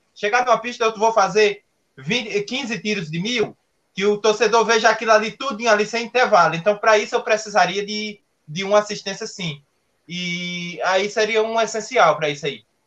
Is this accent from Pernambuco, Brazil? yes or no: yes; Pernambuco, Brazil; now in São Paulo, Brazil; não teria saído lá da minha cidade, lá em Pernambuco, é, e teria vindo aqui para São Paulo